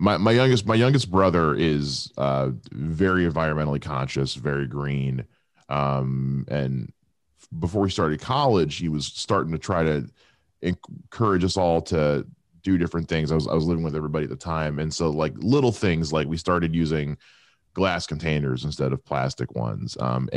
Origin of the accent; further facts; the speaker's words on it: Erie, Pennsylvania, United States; born there; I was born in Erie.